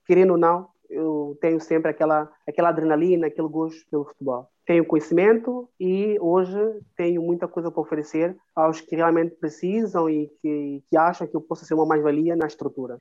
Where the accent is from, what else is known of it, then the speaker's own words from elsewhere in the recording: São Tomé, Água Grande, São Tomé & Príncipe; moved away; also born or lived in France / Portugal; sou de cidade de Água Grande, que é a capital